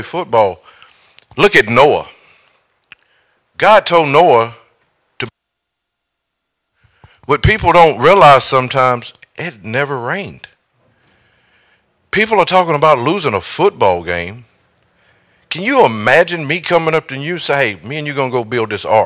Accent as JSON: {"language": "English", "town": "Eden", "country": "United States", "said": "I'm from Eden."}